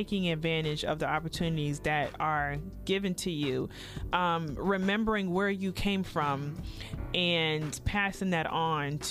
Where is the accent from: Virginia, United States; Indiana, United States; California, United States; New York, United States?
New York, United States; New York City; now in Tampa, United States; I'm from Queens originally